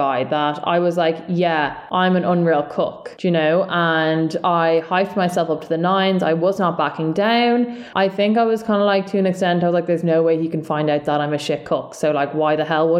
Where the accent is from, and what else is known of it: Dublin, Leinster, Ireland; accent: South Dublin